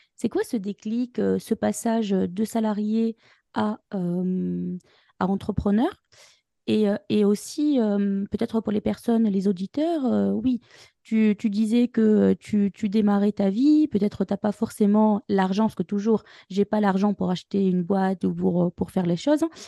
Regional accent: Tunisia; moved away as an adult; now in France; je viens de la Tunisie

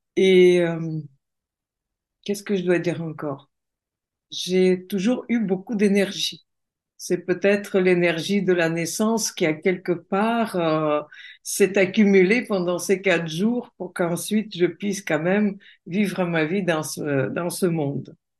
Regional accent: Russia; French is a second language; moved away as an adult; now in France; je suis née en Russie. Donc, euh, j'ai vécu en Russie. Et puis après, je me suis mariée avec un Français et je vis en France depuis plus de 30 ans

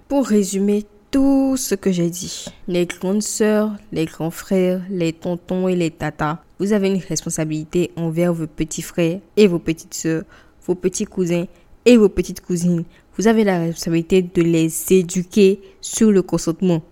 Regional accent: Benin; je suis béninoise, je parle du Bénin

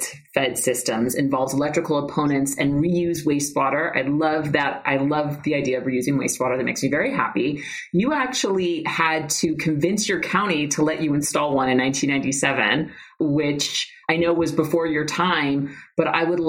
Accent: New York City, New York, United States; now in Los Angeles, United States; I'm from New York City. And now I'm in Los Angeles now

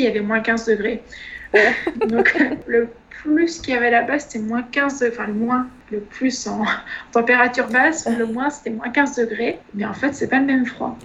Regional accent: Troyes, Grand Est, France; une école euh, qui était dans ma ville natale, à Troyes

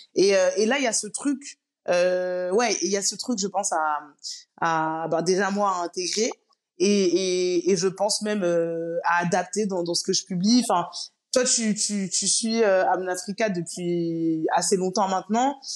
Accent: Paris, Île-de-France, France; moved away as an adult; also born or lived in Guadeloupe; je suis née, j'ai grandi à Paris, mais je suis guadeloupéenne et très très fière de l'être

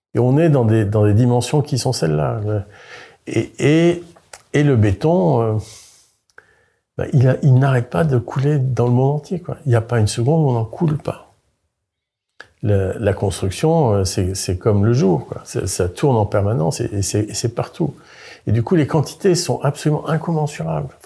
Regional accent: Carantec, Brittany, France; moved away as an adult; also born or lived in Paris; je suis breton, je suis un Finistérien du Nord

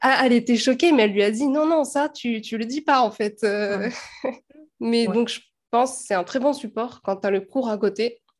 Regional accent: France; nous, en tant que Français

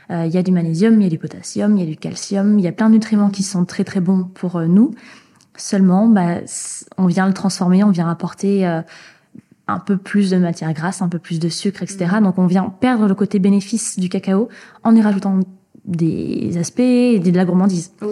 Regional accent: Nouvelle-Aquitaine, France; Moi, je viens du Pays Basque, mhm.

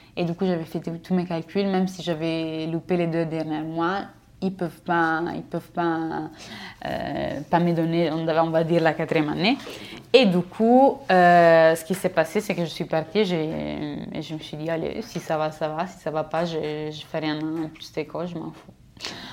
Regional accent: a village on the Austrian border, northern Italy, Italy; French is a second language; moved away as an adult; je suis italienne et je viens d'un village euh, de la frontière autrichienne, la frontière autrichienne euh, à l'extrême nord d'Italie

